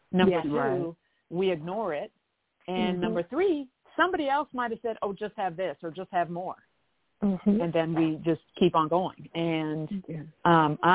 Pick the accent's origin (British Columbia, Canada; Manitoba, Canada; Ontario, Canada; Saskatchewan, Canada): Ontario, Canada; Toronto; now in Atlanta, United States; I'm from Canada. I'm from Toronto.